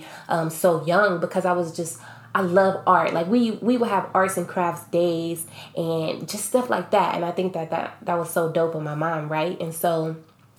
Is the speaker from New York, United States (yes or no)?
no; Akron, Ohio, United States; I grew up in Akron, Ohio